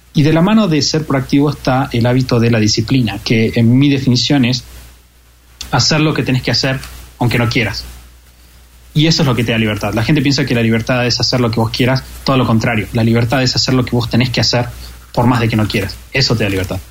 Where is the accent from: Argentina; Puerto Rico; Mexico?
Argentina; como argentino